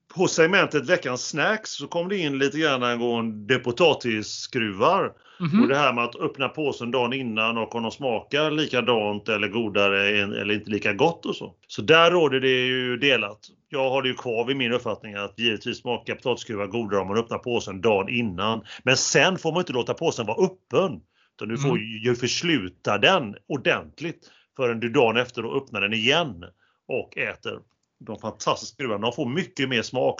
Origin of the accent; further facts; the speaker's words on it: Sweden; vi som svenskar